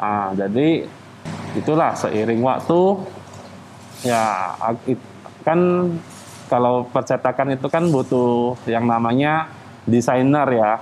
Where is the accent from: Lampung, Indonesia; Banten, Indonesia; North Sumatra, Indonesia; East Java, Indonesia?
North Sumatra, Indonesia; Medan; moved away as an adult; also born or lived in Bandung / Jakarta; kita kan dari Medan kita merantau ke Jakarta, ke Pulau Jawa lah, ada ke Bandung